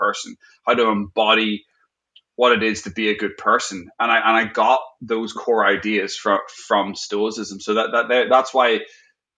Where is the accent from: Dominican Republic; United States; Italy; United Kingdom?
United Kingdom; Northern Ireland; I grew up in Northern Ireland